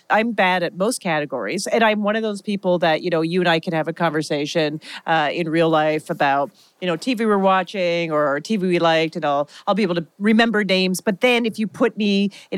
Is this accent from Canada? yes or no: yes; Canada; now in United States; Being from Canada, it was not taught to us in the school.